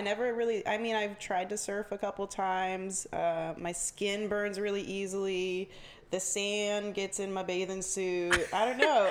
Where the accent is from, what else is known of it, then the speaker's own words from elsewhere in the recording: Jacksonville, Florida, United States; I'm from Jacksonville, uh, born and raised